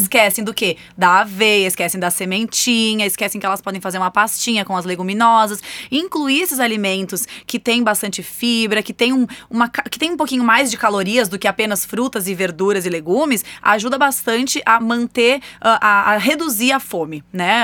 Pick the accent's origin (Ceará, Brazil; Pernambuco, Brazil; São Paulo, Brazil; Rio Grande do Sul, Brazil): Rio Grande do Sul, Brazil; Eu, por exemplo, sou gaúcha